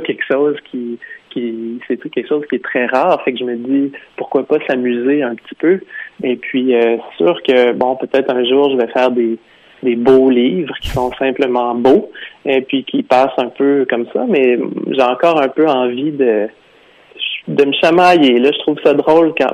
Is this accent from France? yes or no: no; Quebec, Canada; moved away as an adult; also born or lived in Vancouver; je suis québécois